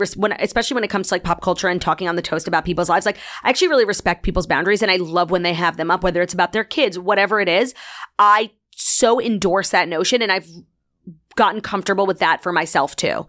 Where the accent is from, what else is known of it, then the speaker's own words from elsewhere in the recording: New York City, New York, United States; also born or lived in Long Island, New York; I grew up in Long Island until the seventh grade